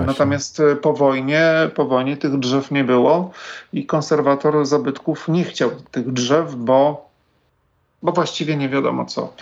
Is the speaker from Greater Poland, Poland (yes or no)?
yes; Poznań, Greater Poland, Poland; now in Warsaw, Poland; Ja jestem z Poznania